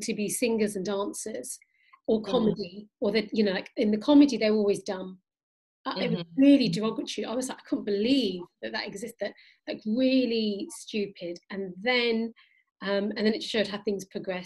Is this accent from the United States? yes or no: no; Pakistan; I'm Pakistani